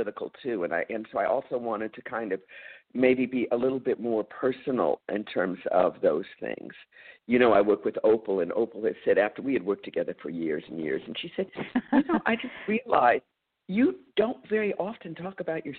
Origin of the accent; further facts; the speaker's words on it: San Francisco, California, United States; also born or lived in Berkeley, California; I was born in Berkeley, but I came to San Francisco when I was about two.